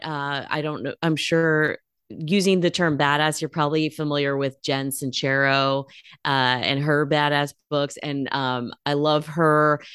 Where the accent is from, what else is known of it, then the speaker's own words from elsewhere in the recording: California, United States; moved away as an adult; also born or lived in Bay Area / Los Angeles; now in Portland, United States; I was born in California. I'm a West Coast girl